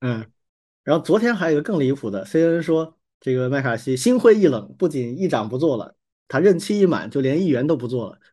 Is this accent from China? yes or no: yes; China; 我们作为中国人